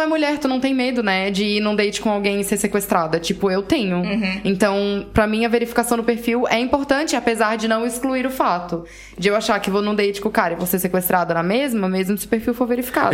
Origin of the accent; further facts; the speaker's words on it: Brazil; now in Portugal; eu sou brasileira